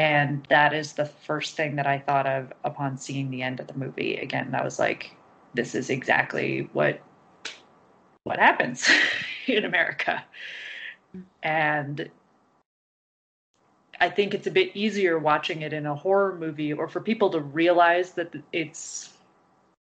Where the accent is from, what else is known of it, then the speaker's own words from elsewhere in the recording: Omaha, Nebraska, United States; I'm from Omaha, Nebraska